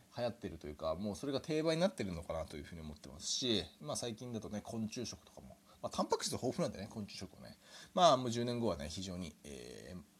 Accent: Japan; 日本で生まれ育ちました

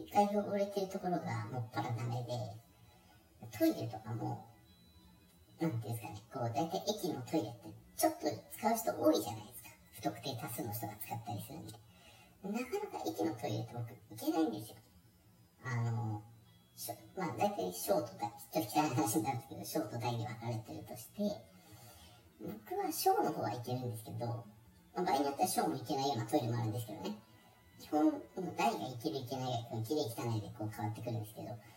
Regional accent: Shizuoka, Japan; moved away; also born or lived in Kanto; 僕ねあの出身 は静岡なんですけど

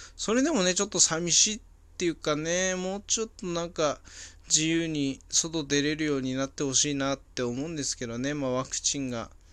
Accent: Hachinohe, Aomori, Japan; moved away as an adult; now in Saitama, Japan; 俺、地元がね、青森県の八戸市なんですけど、その、そこで、幼少期、高校生ぐらいまで過ごしてた

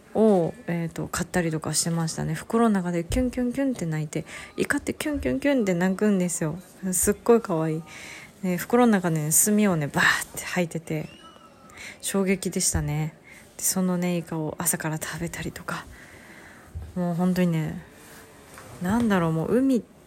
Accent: Hokkaido, Japan; moved away as an adult; now in Kanto, Japan; 北海道出身でもうね海が常にそばにあったんですね一番最初子供の時住んでた家は

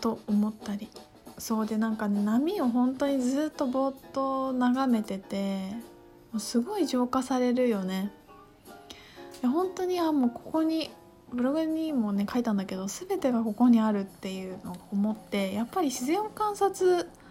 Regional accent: Tokyo and Aichi, Japan; 私育ちが愛、まあ、東京と愛知で育って

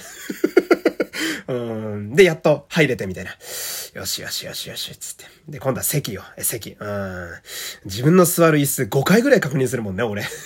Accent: Fukui, Japan; moved away; 私の地元は福 井県という超絶ど田舎

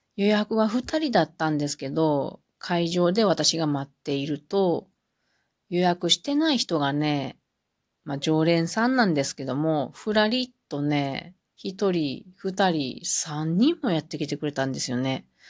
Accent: Mie, Japan; moved away as an adult; now in Gifu, Japan; 私も三重県人なので

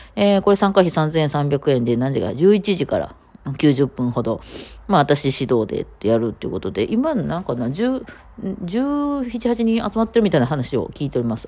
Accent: Osaka, Japan; accent: Osaka dialect; 私も大阪弁やったりするので

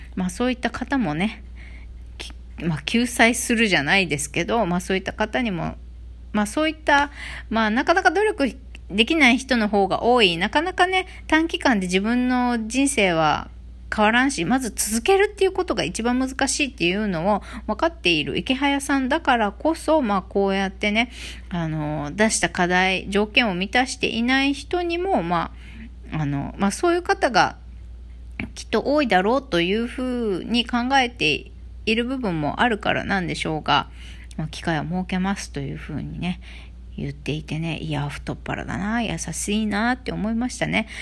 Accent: Okinawa, Japan; born or raised there

